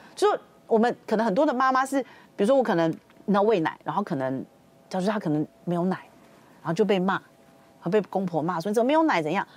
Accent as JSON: {"language": "Chinese", "country": "Taiwan", "said": "我们台湾人的观念还是会觉得说"}